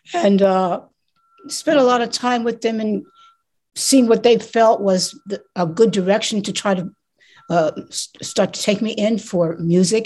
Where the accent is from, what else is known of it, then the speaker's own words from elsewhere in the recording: New York City, New York, United States; I'm from New York City